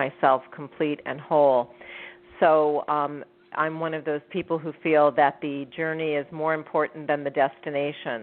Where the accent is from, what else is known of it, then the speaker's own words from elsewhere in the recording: San Francisco, California, United States; now in Los Angeles, United States; I was born and raised in San Francisco. I currently live in Los Angeles